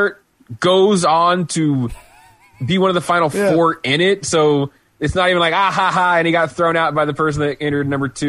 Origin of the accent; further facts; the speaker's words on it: United States; I'm an American